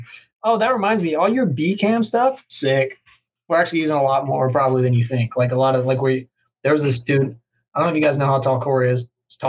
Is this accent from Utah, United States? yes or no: yes; Ogden, Utah, United States; born or raised there